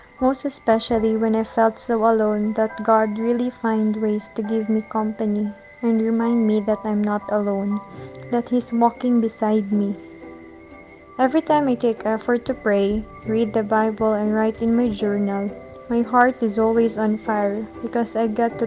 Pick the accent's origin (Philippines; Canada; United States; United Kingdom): Philippines; I am from the Philippines